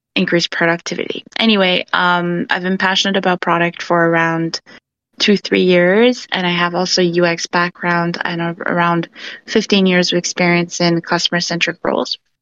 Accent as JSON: {"language": "English", "town": "Vancouver", "region": "British Columbia", "country": "Canada", "said": "I'm actually from Vancouver. uh, Canada"}